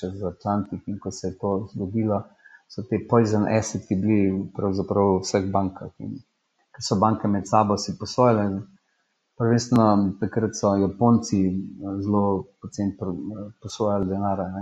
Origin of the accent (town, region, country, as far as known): Slovenia